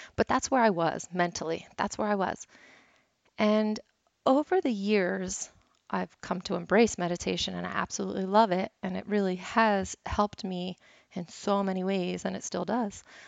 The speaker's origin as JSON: {"language": "English", "town": "Philadelphia", "region": "Pennsylvania", "country": "United States", "said": "I'm from Philly"}